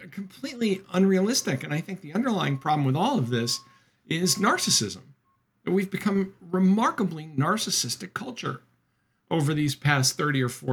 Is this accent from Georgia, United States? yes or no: no; Massachusetts, United States; now in Rhode Island, United States; We're both from Massachusetts